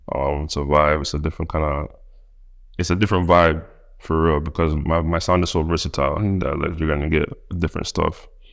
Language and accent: English; Toronto, Ontario, Canada; accent: Toronto; moved away; also born or lived in United States; I'm from Toronto